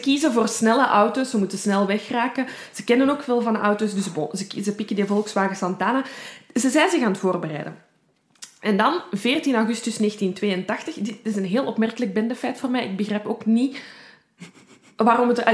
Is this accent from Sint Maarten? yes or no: no; Belgium; accent: Brussels; Ik ben van Brabant.